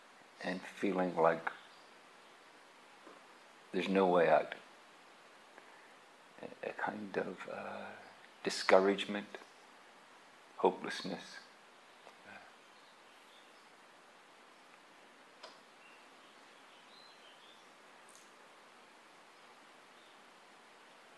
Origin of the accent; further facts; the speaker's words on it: Ireland; moved away as an adult; also born or lived in England; I grew up in Ireland. We went to England to look for work